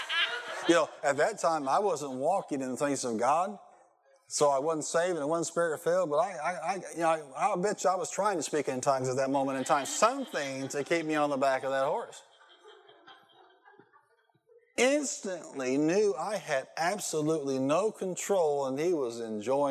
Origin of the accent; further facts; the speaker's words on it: United States; I was a clueless American